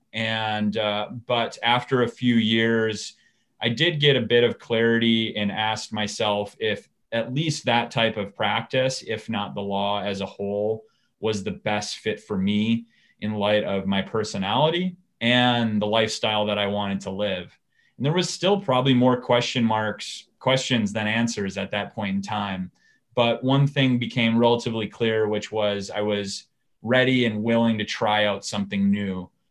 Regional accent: Hastings, Minnesota, United States; I am a Minnesota, um, you know, native. I was born and raised in Hastings

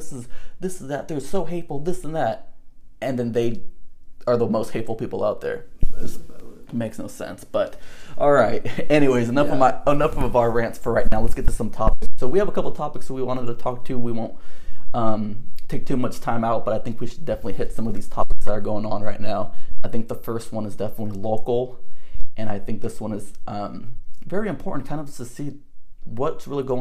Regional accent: Northern California, United States; we grew up in Northern California. We're in the Bay Area

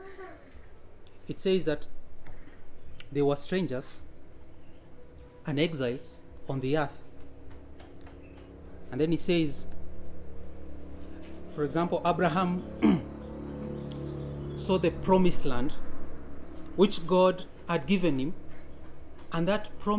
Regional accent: Kenya; I'm a Kenyan citizen

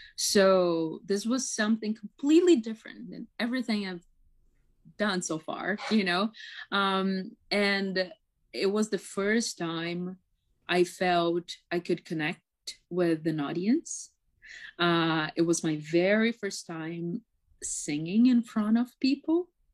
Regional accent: São Paulo, Brazil; first language Portuguese; English is a second language; moved away as an adult; now in Toronto, Canada; I am from Sao Paulo.

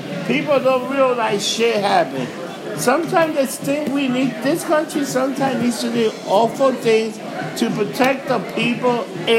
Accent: New York City, New York, United States; I was born and raised in New York.

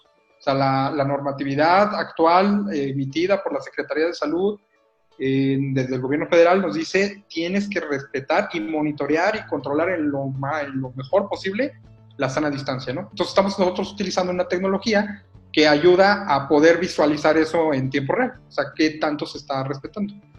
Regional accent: Mexico; los mexicanos nos gusta usar WhatsApp

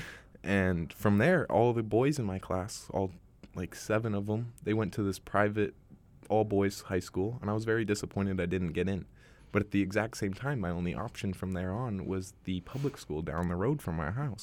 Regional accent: Bay Area, California, United States; moved away as an adult; now in Vancouver, Canada; I was born and raised in Bay Area, California

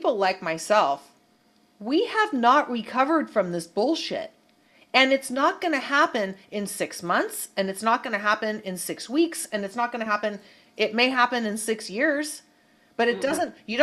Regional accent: Bay Area, California, United States; growing up in the Bay Area

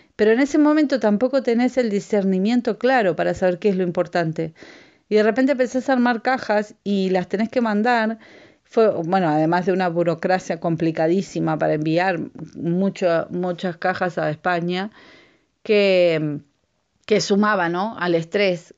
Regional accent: Uruguay; moved away; yo soy de Uruguay eh, mi, familia también es de Uruguay

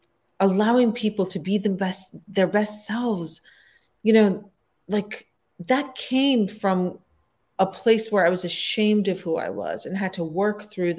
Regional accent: Pakistan; born there; So I was born in Pakistan, but my parents are both from Afghanistan.

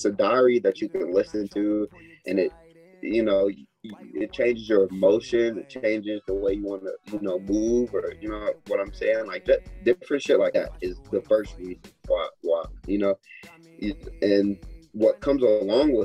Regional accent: Atlanta, Georgia, United States; I'm from Atlanta

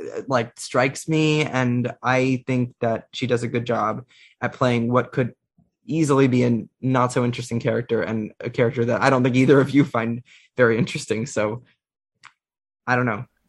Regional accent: United States; As an American

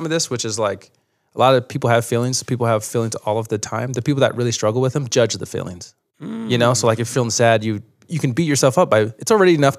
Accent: Fruit Heights, Utah, United States; moved away; also born or lived in New York; I'm from Davis County, so Fruit Heights, like Cherry Hill area

